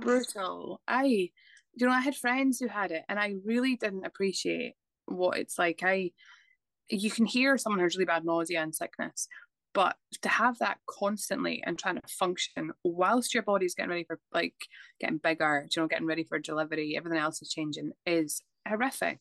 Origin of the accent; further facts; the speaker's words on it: Scotland, United Kingdom; now in Dublin, Ireland; I am originally from Scotland, but I live in Dublin.